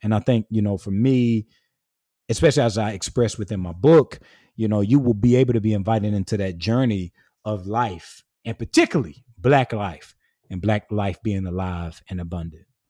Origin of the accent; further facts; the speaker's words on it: small town between Swansea, St. Matthews and Sandy Run, South Carolina, United States; moved away as an adult; I came from the Black rural South, uh, south of Columbia, South Carolina, in a small town, uh, in between Swansea, South Carolina, Saint Matthew, South Carolina, and Sandy Run, South Carolina, through school and church and, and family life